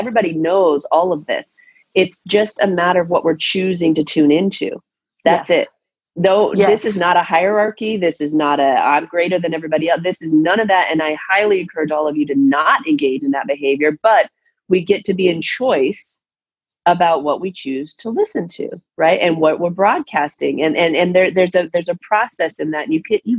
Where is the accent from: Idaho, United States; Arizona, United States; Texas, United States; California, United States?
Arizona, United States; Tucson; I was raised in Tucson.